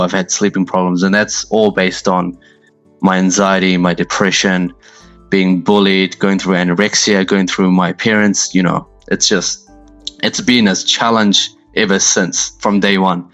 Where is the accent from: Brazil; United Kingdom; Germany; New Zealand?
New Zealand; born or raised there; also born or lived in Pakistan